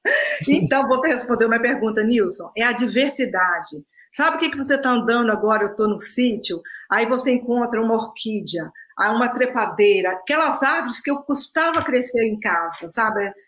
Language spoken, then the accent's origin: Portuguese; Minas Gerais, Brazil; moved away as an adult; also born or lived in Canada; Sou mineira uai